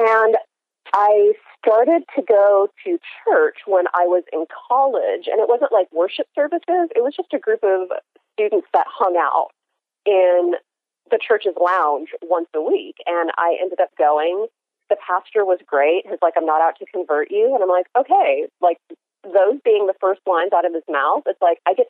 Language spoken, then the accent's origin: English; Denver, Colorado, United States; I was born and raised in Denver, Colorado